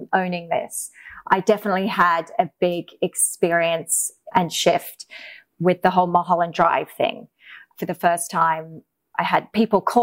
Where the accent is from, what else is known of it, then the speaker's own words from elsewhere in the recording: England, United Kingdom; moved away; also born or lived in Australia; growing up in England